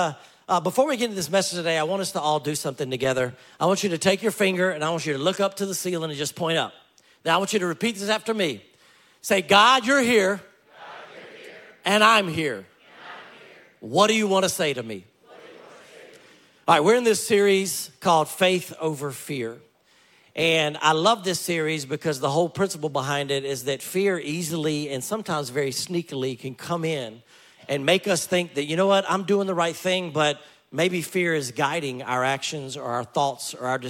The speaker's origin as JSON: {"language": "English", "region": "Louisiana", "country": "United States", "tie": "born or raised there", "said": "I grew up in Louisiana"}